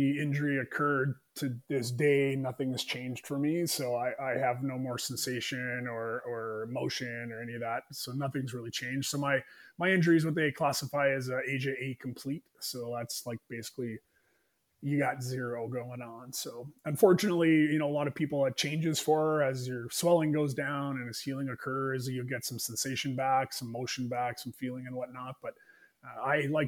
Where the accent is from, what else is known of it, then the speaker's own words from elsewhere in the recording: Winnipeg, Manitoba, Canada; I've born and raised in Winnipeg